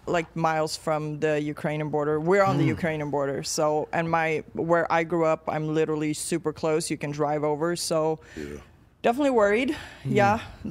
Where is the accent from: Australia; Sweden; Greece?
Sweden; Malmö, Skåne; moved away as an adult; also born or lived in Poland / Memphis, Tennessee; now in United States; I was born in Poland, moved to Sweden when I was little. So I grew up there. 2016, I packed two bags and moved here.